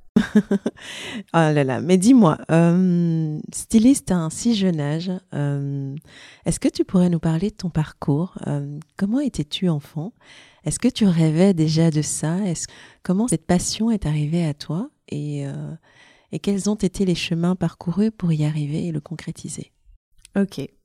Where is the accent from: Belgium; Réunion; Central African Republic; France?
Belgium; Brussels, Brussels-Capital Region; also born or lived in Antwerp / Flanders; j'ai grandi à Bruxelles, dans le nord de Bruxelles.